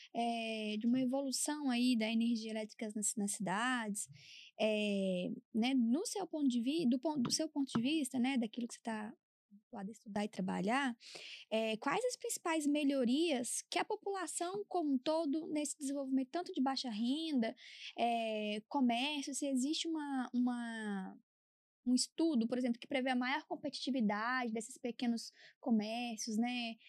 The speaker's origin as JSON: {"language": "Portuguese", "town": "Várzea da Palma", "region": "Minas Gerais", "country": "Brazil", "said": "eu sou do norte de Minas"}